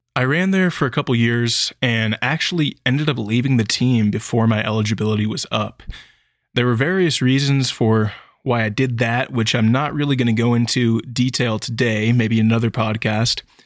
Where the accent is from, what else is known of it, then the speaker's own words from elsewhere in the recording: Sacramento, California, United States; I grew up in a suburb that was just outside of Sacramento County